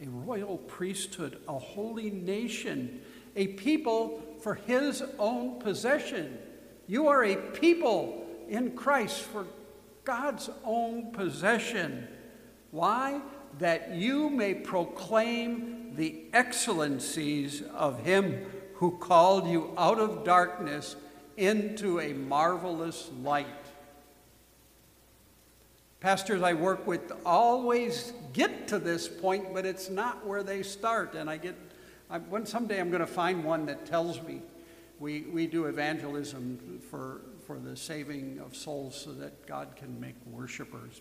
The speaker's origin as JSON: {"language": "English", "country": "United States", "said": "we were Americans"}